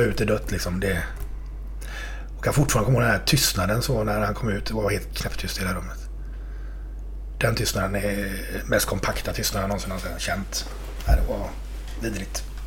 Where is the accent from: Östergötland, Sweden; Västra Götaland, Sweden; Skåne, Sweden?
Västra Götaland, Sweden; Partille; jag är uppväxt i Partille